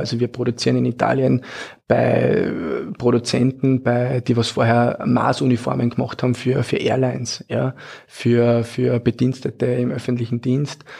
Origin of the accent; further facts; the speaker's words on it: Austria; als Österreicher